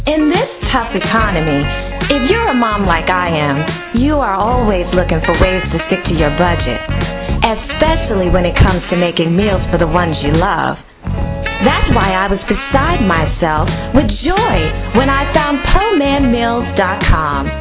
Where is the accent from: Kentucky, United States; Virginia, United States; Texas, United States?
Virginia, United States; Herndon; I'm from Herndon, Virginia.